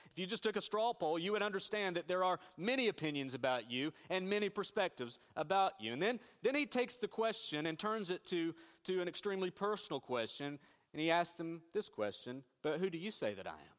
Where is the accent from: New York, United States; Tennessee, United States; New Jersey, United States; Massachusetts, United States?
Tennessee, United States; Northeast; moved away; I grew up in Northeast Tennessee